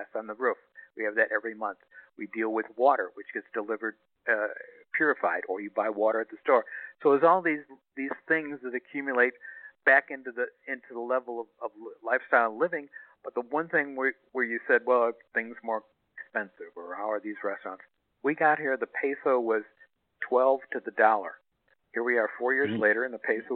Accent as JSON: {"language": "English", "town": "Chicago", "region": "Illinois", "country": "United States", "also_born_or_lived": "Los Angeles, California", "moved": "yes", "lives_now": "Ajijic, Mexico", "said": "I'm from Chicago"}